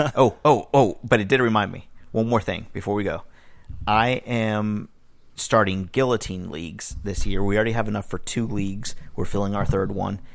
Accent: Miami, Florida, United States; I grew up in Miami

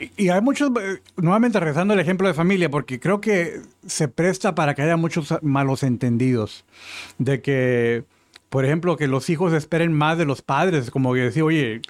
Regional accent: Mexico; moved away as an adult; now in United States; yo crecí en México

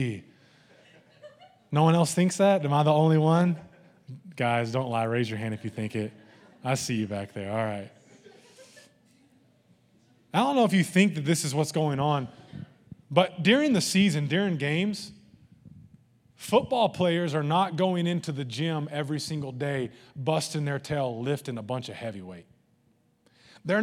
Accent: the Bible Belt, United States; growing up in the Bible Belt

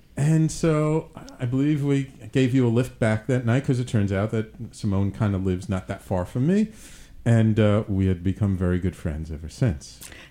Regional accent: New York City, New York, United States; moved away; also born or lived in Manhattan; grew up in the Bronx

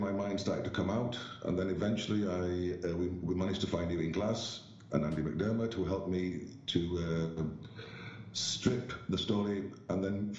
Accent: Bradford, Yorkshire and the Humber, United Kingdom; As a child, I grew up in Bradford.

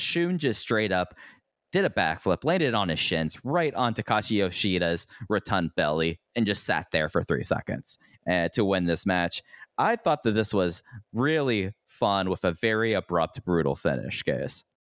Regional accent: Fort Worth, Texas, United States; moved away; I am now back in my hometown, Fort Worth, Texas

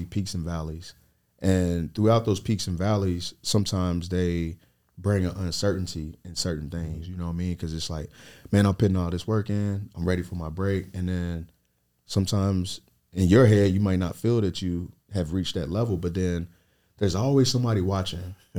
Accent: Lexington, Kentucky, United States; I built my brand in Lexington, Kentucky, my hometown.

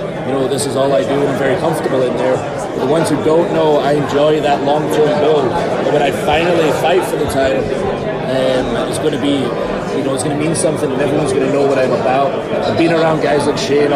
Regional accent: Scotland, United Kingdom; moved away as an adult; I'm from Scotland

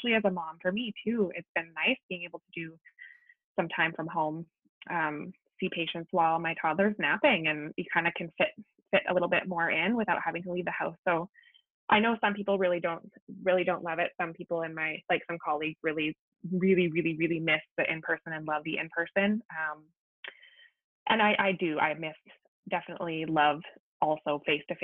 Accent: Langley, British Columbia, Canada; I grew up and live in Langley

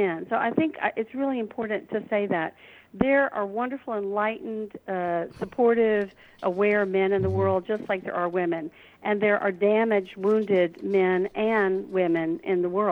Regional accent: Deep South, United States; I was raised here in the Deep South in America

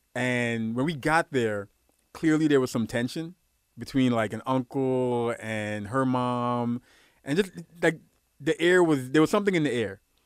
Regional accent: New York City, New York, United States; also born or lived in Guyana; I grew up in Brooklyn.

